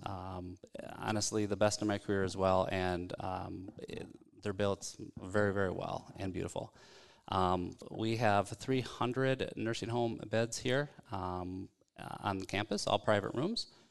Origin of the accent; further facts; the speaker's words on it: South Dakota, United States; now in Minneapolis, United States; growing up in South Dakota, small town guy